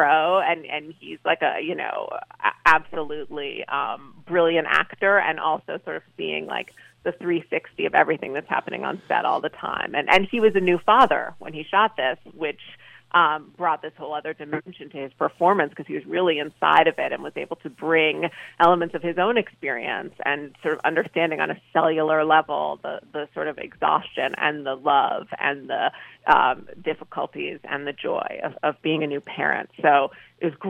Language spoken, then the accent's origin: English; New York City, New York, United States; Brooklyn was a really great place to grow up